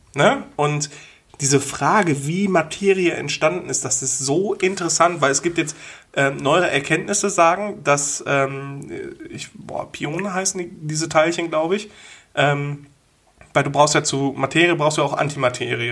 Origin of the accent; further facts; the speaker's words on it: Wulfen, North Rhine-Westphalia, Germany; da, wo ich aufgewachsen bin, in Wulfen